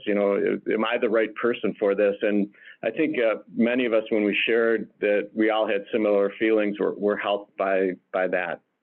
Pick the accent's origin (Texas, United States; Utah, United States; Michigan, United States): Michigan, United States; Detroit; moved away as an adult; now in Chicago, United States; I'm originally from Detroit, uh, now live locally here in the Chicagoland area